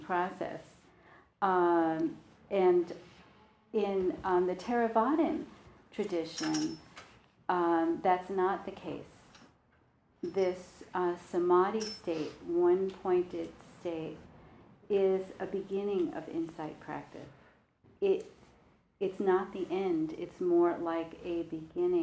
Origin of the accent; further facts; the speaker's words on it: New York, United States; I'm from New York